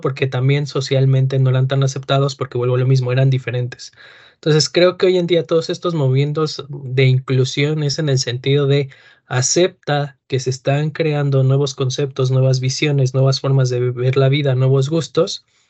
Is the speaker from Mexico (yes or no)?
yes; Mexico City, Mexico; yo de chiquito viví en la Moctezuma